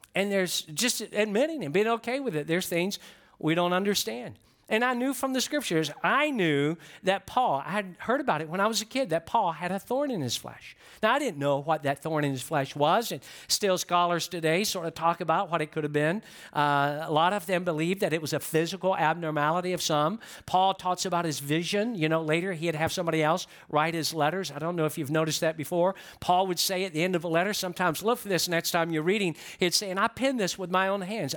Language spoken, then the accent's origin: English; Georgia, United States; I'm from Georgia